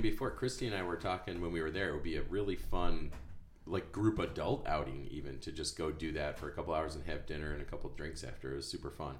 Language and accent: English; Fairport, New York, United States; I'm from Fairport